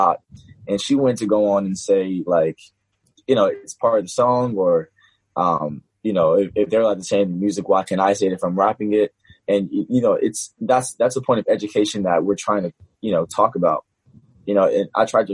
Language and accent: English; New York City, New York, United States; I grew up in Bronx, New York